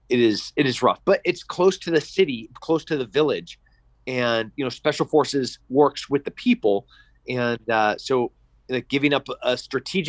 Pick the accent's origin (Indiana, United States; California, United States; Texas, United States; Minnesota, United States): California, United States; San Luis Obispo; I was born in San Luis Obispo, California